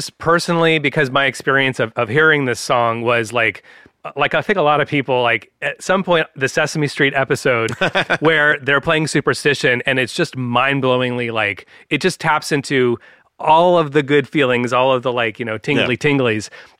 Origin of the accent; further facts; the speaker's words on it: San Francisco, California, United States; where I grew up in San Francisco, the Bay Area of California